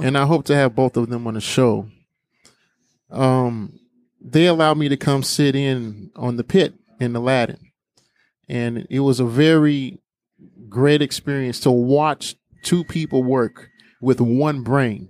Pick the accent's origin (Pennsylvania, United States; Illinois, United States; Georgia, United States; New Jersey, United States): Illinois, United States; Harvey; we grew up in Harvey